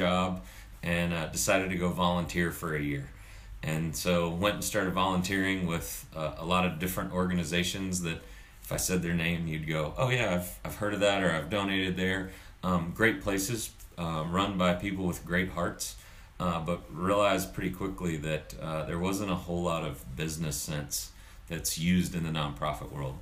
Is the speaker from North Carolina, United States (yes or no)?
yes; Charlotte, North Carolina, United States; also born or lived in Dallas, Texas; I grew up in Charlotte